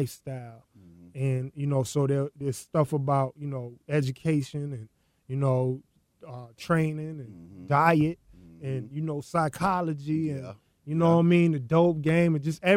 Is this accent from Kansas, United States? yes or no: no; Tallahassee, Florida, United States; moved away; also born or lived in Brooklyn; I grew up in Tallahassee, Florida